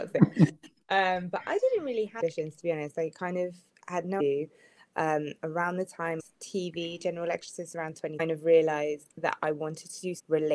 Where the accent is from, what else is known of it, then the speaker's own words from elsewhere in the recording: United Kingdom; I'm black British